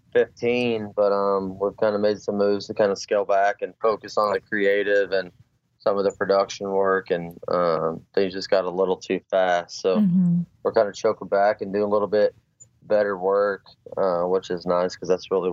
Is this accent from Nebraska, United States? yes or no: no; McPherson, Kansas, United States; moved away as an adult; also born or lived in Hays, Kansas; now in Denver, United States; I grew up in the Midwest, McPherson, Kansas, specifically.